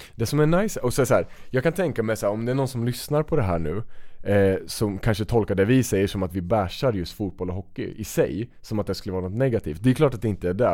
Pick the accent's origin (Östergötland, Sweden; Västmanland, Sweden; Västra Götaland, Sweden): Östergötland, Sweden; vi växte upp i olika städer men väldigt nära varandra i mm. Östergötland